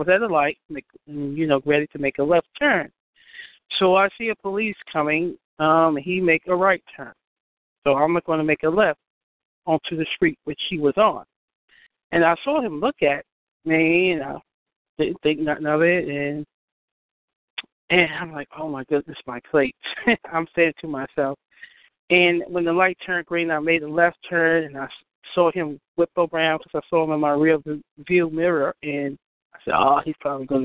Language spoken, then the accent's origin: English; New York, United States; moved away; I'm from New York